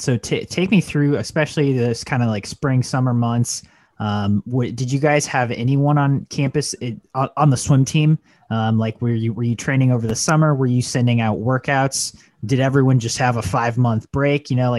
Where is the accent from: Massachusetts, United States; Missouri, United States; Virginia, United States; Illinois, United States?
Missouri, United States; I'm from Missouri.